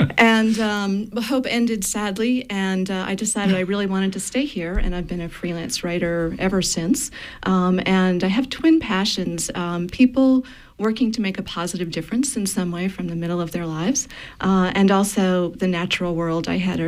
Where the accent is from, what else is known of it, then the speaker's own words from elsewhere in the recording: York County, Maine, United States; also born or lived in Boston; Well, I'm a Mainer. Many generations back, I grew up in York County, 10th generation, of course. Up here, local folks would say I'm from northern Massachusetts. but I grew up on the rural outskirts of a mill town, roaming the same landscape my family did for many generations.